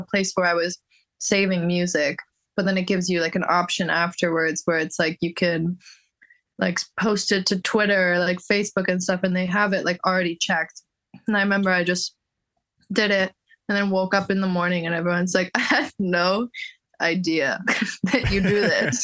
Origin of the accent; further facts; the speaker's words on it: Bay Area, California, United States; also born or lived in Toronto, Canada; I was born in Toronto. I left Toronto when I was like 7. So I didn't spend like a lot of my youth there, but then moved to the Bay Area.